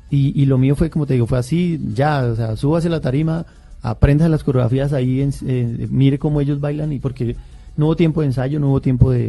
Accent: Boyacá, Colombia; me fui para, para, para, para mi, departamento, yo soy boyacense

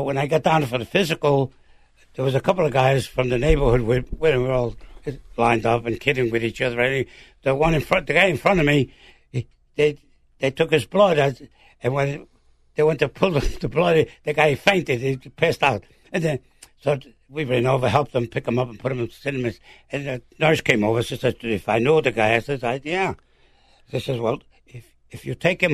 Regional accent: New York City, New York, United States; where are you from, boy? I said, from Brooklyn, New York.

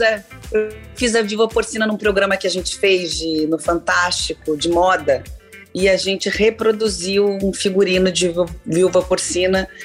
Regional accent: São Paulo, Brazil; eu sou paulista

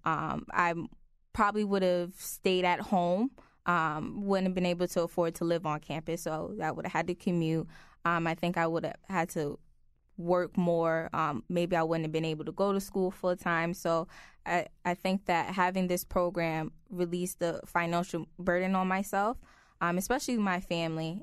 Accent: New Haven, Connecticut, United States; born and raised in New Haven

